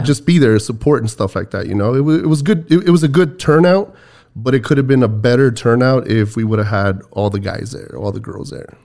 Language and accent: English; Texas, United States; we're Texans.